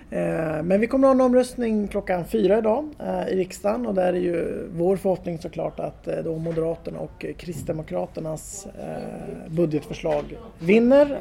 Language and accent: Swedish; Gävle, Gävleborg County, Sweden; moved away as an adult; now in Tyresö, Sweden; jag är född och uppvuxen i eh, Gävle